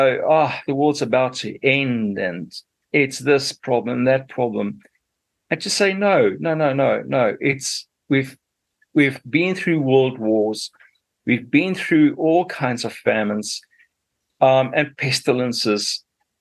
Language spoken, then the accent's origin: English; Zimbabwe; moved away as an adult; also born or lived in Zambia / South Africa; now in New Zealand; I was born in Zambia, and, you know, so that is sort of going up to central South Africa, south of the continent of Africa. And my dad was a farmer there, you know, and he was a really a good farmer. He loved his farming. It was a wonderful farm we lived on. And then I did my schooling in what was still Rhodesia those days